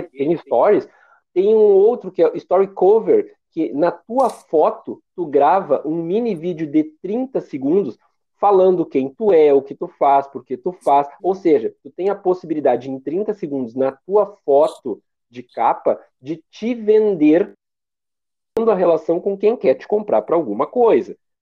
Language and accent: Portuguese; Porto Alegre, Rio Grande do Sul, Brazil; eu sou de Porto Alegre